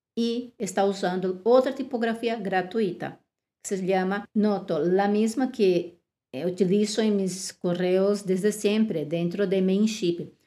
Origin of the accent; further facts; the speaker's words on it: Brazil; now in Spain; en Brasil, mi país de origen